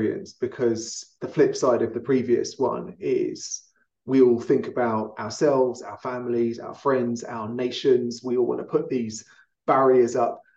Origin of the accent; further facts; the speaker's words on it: London, United Kingdom; now in Denver, United States; a Londoner living in Denver